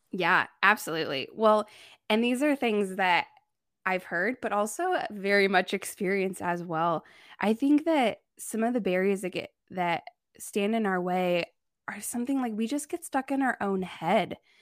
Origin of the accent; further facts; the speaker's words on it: Indiana, United States; moved away as an adult; also born or lived in Thailand; now in Chicago, United States; I grew up in Amish country